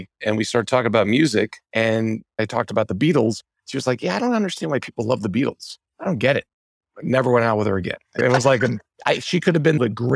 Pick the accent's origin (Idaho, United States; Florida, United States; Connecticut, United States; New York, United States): New York, United States; Rockville Centre; also born or lived in Michigan; I grew up in Rockville Center, Long Island.